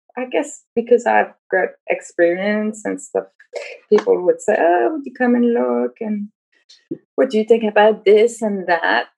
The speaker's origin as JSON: {"language": "English", "town": "Montreal", "region": "Quebec", "country": "Canada", "said": "I'm from Montreal"}